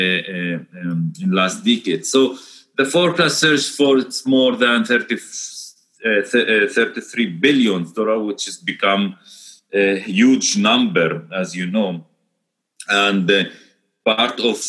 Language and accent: English; the Galilee, Northern District, Israel; where I am from. So we are from the Galilee. It's the north of Israel.